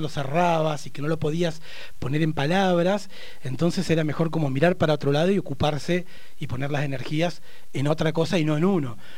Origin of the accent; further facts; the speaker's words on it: Neuquén, Argentina; also born or lived in Barda del Medio; uno nacido y criado en Neuquén